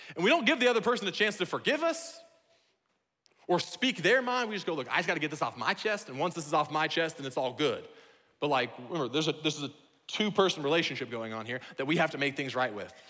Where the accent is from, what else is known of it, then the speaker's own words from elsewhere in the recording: Iowa, United States; now in Washington, United States; I'm from Iowa, where what we have for swimming are called ponds